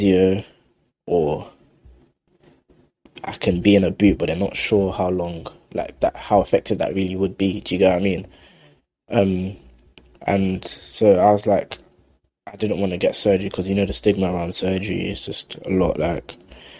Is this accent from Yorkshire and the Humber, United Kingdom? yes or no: no; London, United Kingdom; I grew up in South London, like Kennington Oval area.